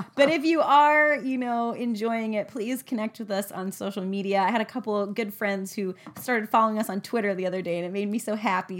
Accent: United States; as an American

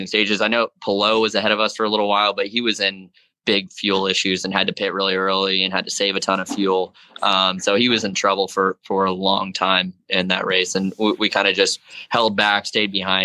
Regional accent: South Florida, United States; Being from South Florida, it's hot and humid there all year round.

